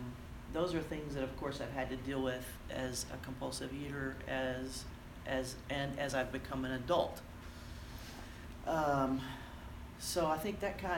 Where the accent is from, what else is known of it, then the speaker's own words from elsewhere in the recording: Corpus Christi, Texas, United States; I was born and raised deep, about as far deep as you can go in the South. Without going to Mexico. I grew up in Corpus Christi, Texas